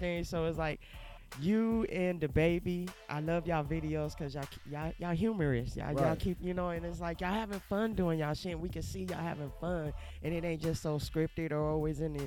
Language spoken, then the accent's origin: English; Youngstown, Ohio, United States; moved away as an adult; I'm originally from Ohio